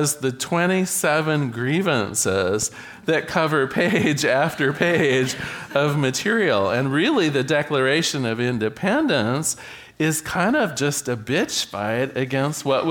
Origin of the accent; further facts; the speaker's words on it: United States; right here in my home in America